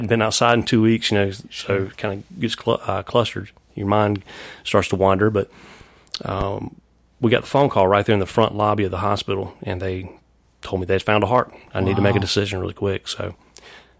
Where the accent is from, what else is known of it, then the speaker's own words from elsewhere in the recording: Anderson, South Carolina, United States; moved away as an adult; also born or lived in Greenville, South Carolina / Knoxville, Tennessee / Chattanooga, Tennessee / Atlanta, Georgia; now in Charlotte, United States; I'm from Anderson, South Carolina.